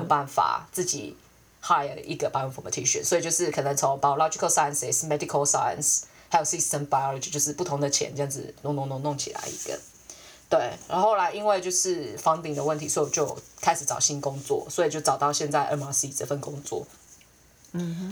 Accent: Taiwan; now in United Kingdom; 我真的是很难想象我会回台湾的样子

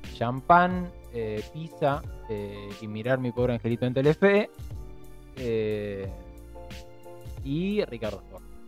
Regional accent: Buenos Aires Province, Argentina; en el segundo y tercer cordón del conurbano, quienes somos descendientes de familias que vienen del interior

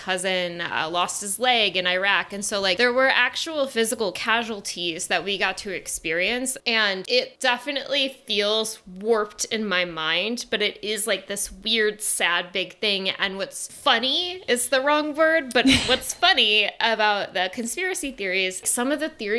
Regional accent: Midwest, United States; I'm from the Midwest.

